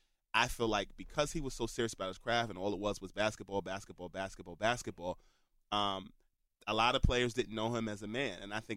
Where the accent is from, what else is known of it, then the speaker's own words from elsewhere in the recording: West Orange, New Jersey, United States; I grew up in West Orange